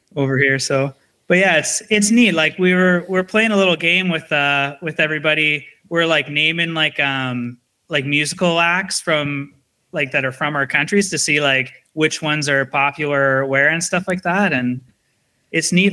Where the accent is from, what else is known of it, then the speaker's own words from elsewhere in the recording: Canada; being Canadian